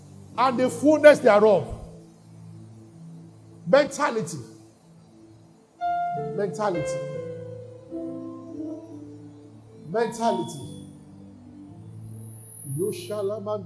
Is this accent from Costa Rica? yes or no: no; Nigeria; we are Nigerians. But in the spirit, I'm not a Nigerian.